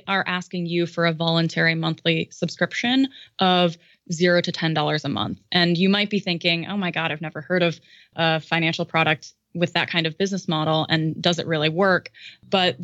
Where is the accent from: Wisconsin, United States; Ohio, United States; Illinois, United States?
Illinois, United States; now in California, United States; in Illinois, which is my home state